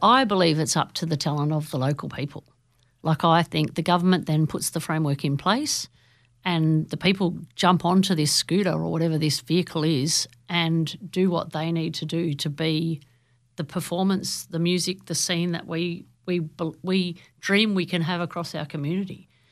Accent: Newcastle, New South Wales, Australia; now in Central Coast, Australia; I grew up in Newcastle, where every Friday and Saturday night, it was basically a pub crawl

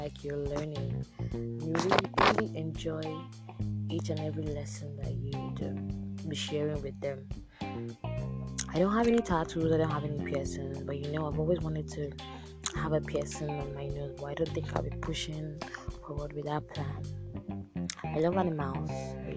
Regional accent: Abia, Nigeria; now in Port Harcourt, Nigeria; I'm from Abia State, I'm Igbo by tribe

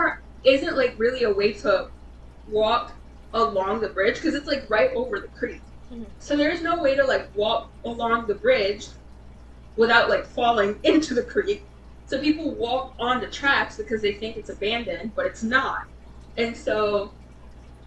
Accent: Michigan, United States; We are from Michigan

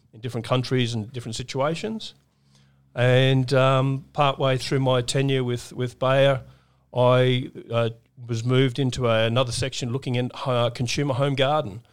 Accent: Brisbane, Queensland, Australia; a kid growing up in Brisbane

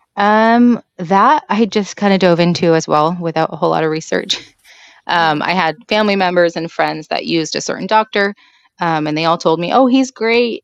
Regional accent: Washington, United States; I am from Washington State

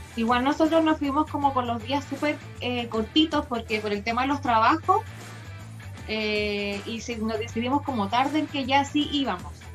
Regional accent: Santiago, Santiago Metropolitan Region, Chile; somos de Chile, de Santiago

